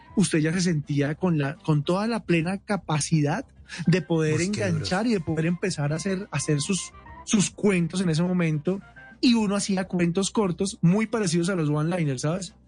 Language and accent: Spanish; Colombia